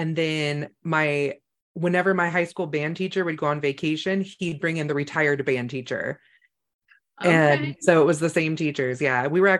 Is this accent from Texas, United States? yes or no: no; Northern California, United States; I grew up in Northern California, which is actually very country